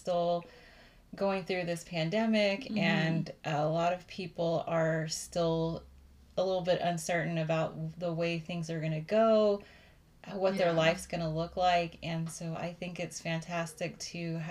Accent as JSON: {"language": "English", "town": "Austin", "region": "Texas", "country": "United States", "tie": "born or raised there", "said": "I was born in Austin, Texas. So I am a Texas girl"}